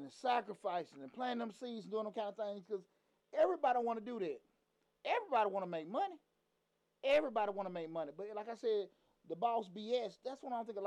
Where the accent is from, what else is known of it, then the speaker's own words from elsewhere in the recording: Atlanta, Georgia, United States; growing up in Atlanta in the 90s